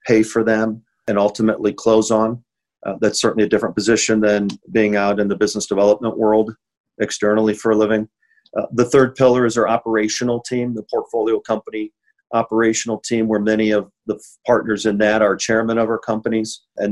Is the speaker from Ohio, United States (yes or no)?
yes; Findlay, Ohio, United States; moved away as an adult; also born or lived in Ann Arbor, Michigan / Phoenix, Arizona; I originally from Findlay, Ohio, a small town in Northwest Ohio. Started to play hockey when I was four